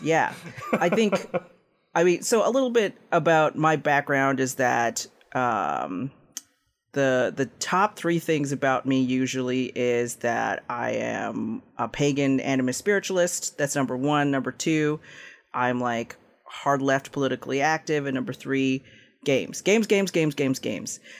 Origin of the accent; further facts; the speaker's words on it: Toronto, Ontario, Canada; also born or lived in Philippines; I was born there, and I was raised in Tirana in Canada